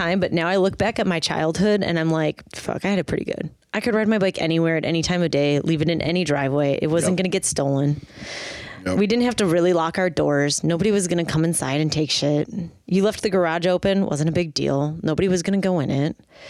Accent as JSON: {"language": "English", "region": "Midwest", "country": "United States", "tie": "born or raised there", "said": "But growing up in the Midwest, we had Jersey such Mike's."}